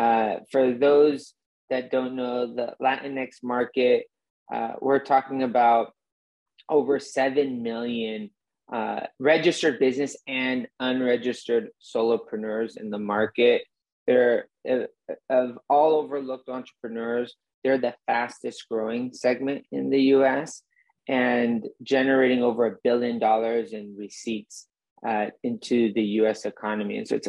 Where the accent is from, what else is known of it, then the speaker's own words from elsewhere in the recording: Mexico; moved away as an adult; now in United States; I grew up in Mexico for a good chunk of my formative years, from 12 to 20 years old, but always ambitious to come back to the US and in a way live that immigrant story.